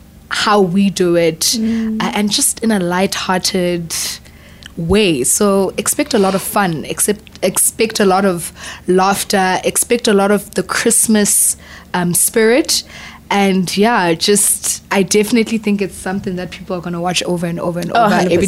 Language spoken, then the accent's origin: English; South Africa